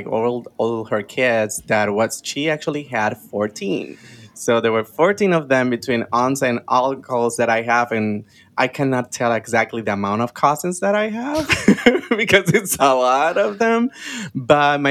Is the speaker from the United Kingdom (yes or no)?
no; Juana Díaz, Puerto Rico; moved away as an adult; also born or lived in San Juan, Puerto Rico; now in Washington, D.C., United States; I was born in the south area of the island in Puerto Rico. I'm from a city called Juana Díaz.